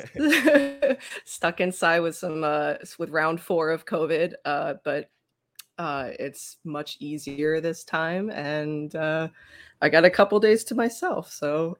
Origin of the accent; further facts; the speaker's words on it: Philadelphia, Pennsylvania, United States; my hometown